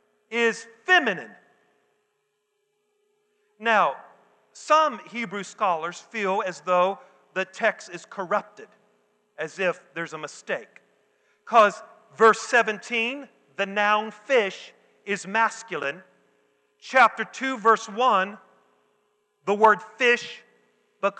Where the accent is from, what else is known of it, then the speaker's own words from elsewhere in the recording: the South, United States; I'm from the South